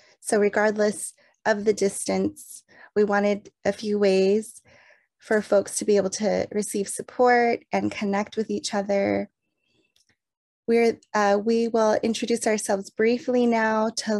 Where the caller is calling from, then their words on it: Santa Cruz, California, United States; I'm calling in from Awaswas Hopi Lands, also known as Santa Cruz, California